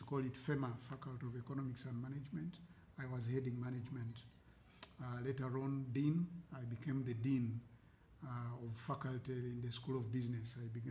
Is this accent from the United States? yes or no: no; Kampala, Central Region, Uganda; I was born in Kawempe, Kampala district. So I have had all my early education in Kampala